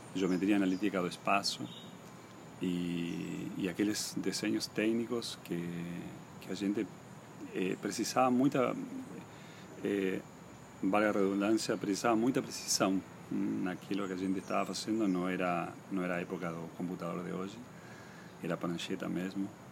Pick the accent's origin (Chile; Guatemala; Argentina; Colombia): Argentina; Posadas, Misiones; also born or lived in Buenos Aires; now in Balneário Camboriú, Brazil; Yo me crié en Posadas, en la ciudad de Posadas, que es la capital del estado de Misiones